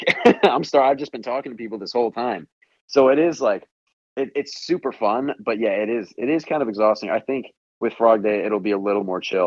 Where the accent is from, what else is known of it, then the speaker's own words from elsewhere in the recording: just outside Chicago, Illinois, United States; here in my hometown, just outside Chicago